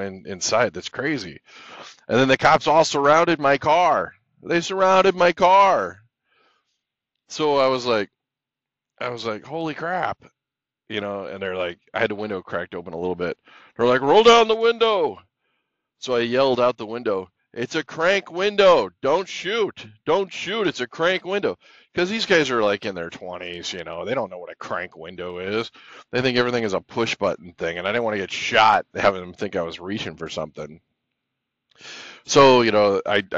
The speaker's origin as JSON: {"language": "English", "town": "Los Angeles", "region": "California", "country": "United States", "tie": "born or raised there", "moved": "yes", "said": "I grew up in Los Angeles"}